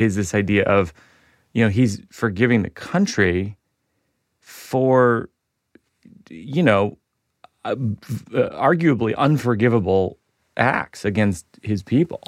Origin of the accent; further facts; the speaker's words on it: Shrewsbury, Massachusetts, United States; I grew up in Shrewsbury, Massachusetts